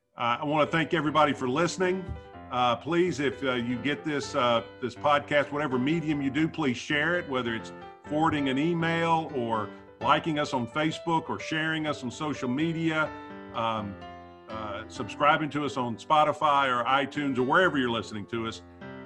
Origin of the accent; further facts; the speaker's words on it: Memphis, Tennessee, United States; particularly if you're like me and you're a native Memphian, you've been here all your life